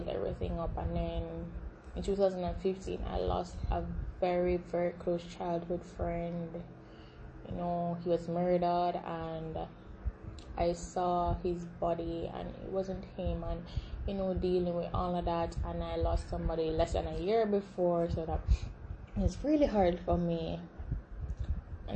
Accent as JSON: {"language": "English", "country": "Jamaica", "said": "I am Jamaican. Yes, I'm repping that beautiful island in the middle of the Caribbean Sea."}